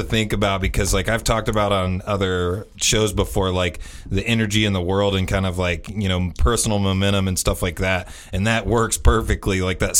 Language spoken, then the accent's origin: English; Indiana, United States; glorified Hoosiers. we're from Indiana.